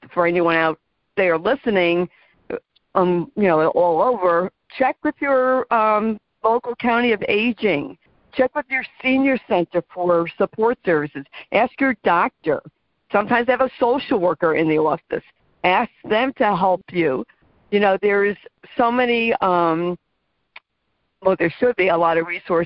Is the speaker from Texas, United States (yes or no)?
no; New Jersey, United States; I am from New Jersey